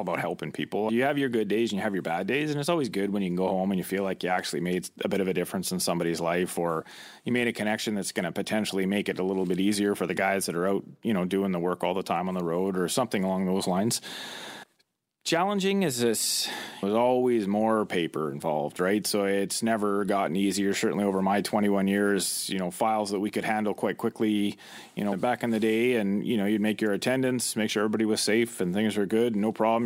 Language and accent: English; Chilliwack, British Columbia, Canada; I grew up in the Lower Mainland in the Chilliwackero area